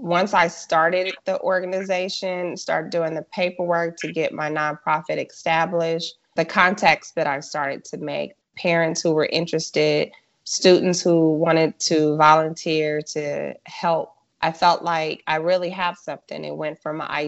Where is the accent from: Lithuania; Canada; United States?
United States; Los Angeles, California; moved away as an adult; now in North Texas, United States; I am originally from South Central Los Angeles, and I grew up with a family